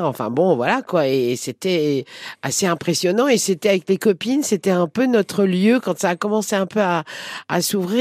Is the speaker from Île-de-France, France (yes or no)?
yes; Paris, Île-de-France, France; j'habitais une, une, petite rue qui s'appelle la rue Agar, qui est entre la rue La Fontaine et la rue Gros